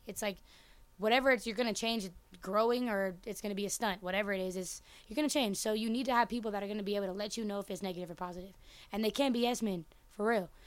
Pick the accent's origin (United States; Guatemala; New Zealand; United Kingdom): United States; Oakland, California; I'm from Oakland. Um, which is obviously in America and California.